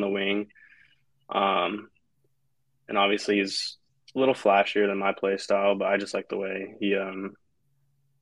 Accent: West Coast, United States; moved away as an adult; also born or lived in Colorado; now in Atlanta, United States; I grew up on the West Coast

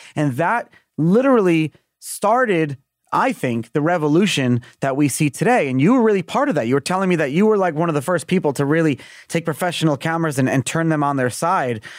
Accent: New York City, New York, United States; moved away as an adult; Born and raised in Brooklyn, New York, you can't take the New Yorker out of me

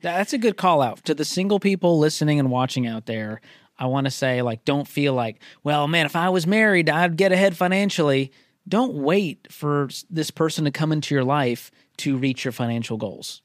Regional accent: Boston, Massachusetts, United States; moved away as an adult; also born or lived in Mobile, Alabama; I grew up in Boston

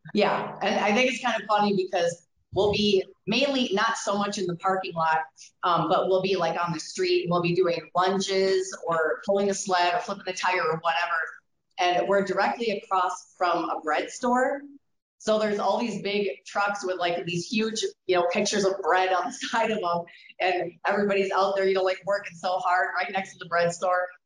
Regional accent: Wisconsin, United States; moved away as an adult; now in Colorado, United States; I came from Wisconsin

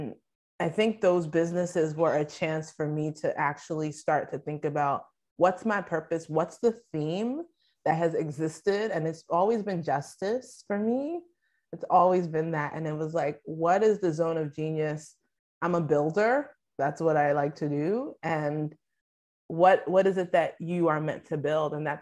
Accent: Nigeria; as a Nigerian

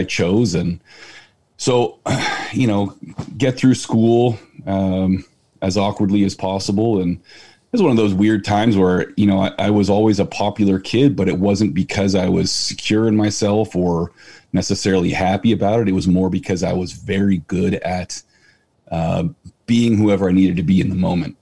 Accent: San Francisco Bay Area, South Bay, California, United States; also born or lived in Chico; I'm from the San Francisco Bay Area, South Bay. I mean, known everywhere else as Silicon Valley, dead center.

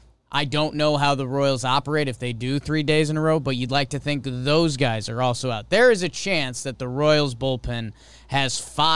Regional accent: London, United Kingdom; Oh, in some cultures. I'm from London.

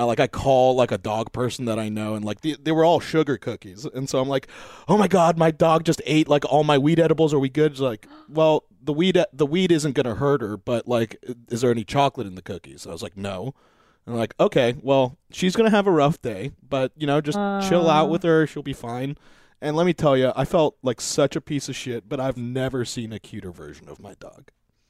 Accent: North Hollywood, California, United States; Because I grew up in North Hollywood. And I remember one time my dog got out and she like they found her in Canyon Country.

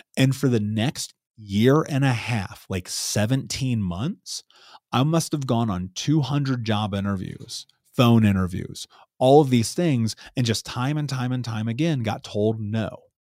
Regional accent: Indianapolis, Indiana, United States; So I grew up in Indianapolis, in Indiana

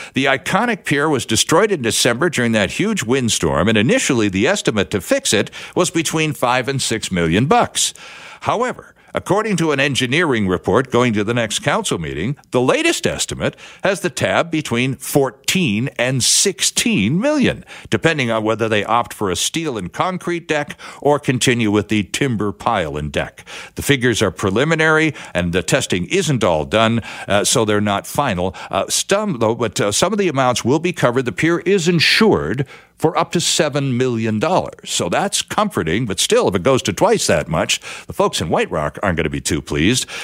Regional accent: Vancouver, British Columbia, Canada; I'm reading about my hometown. I'm reading about Vancouver

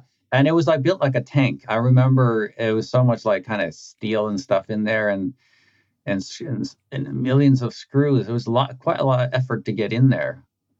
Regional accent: Norway; I grew up in a kind of small town, blue collar kind of industrial town, where my memories of kind of growing up is a bit like just all the factories

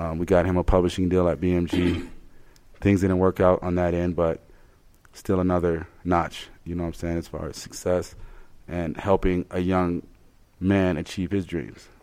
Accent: Colorado Springs, Colorado, United States; We're from Colorado Springs.

